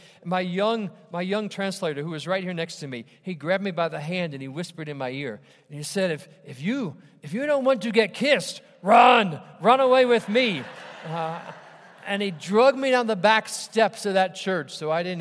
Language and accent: English; Ohio, United States; my church where I grew up in Ohio